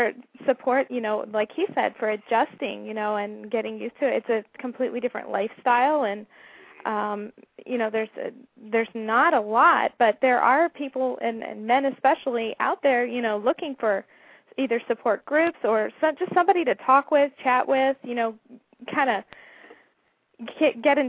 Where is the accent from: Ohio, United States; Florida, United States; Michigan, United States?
Michigan, United States; I'm a Michigander